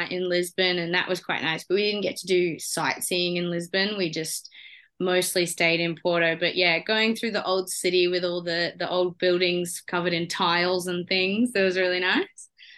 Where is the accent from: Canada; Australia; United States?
Australia; being an Aussie.